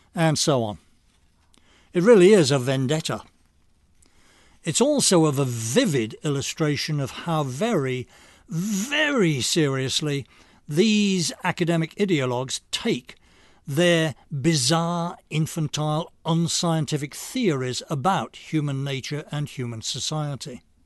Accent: England, United Kingdom; moved away; I'm English by birth

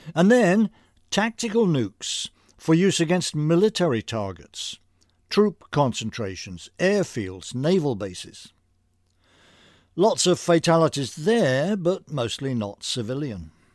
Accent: United Kingdom; moved away as an adult; now in United States; I was hired with a draft of a dozen or so other British programmers

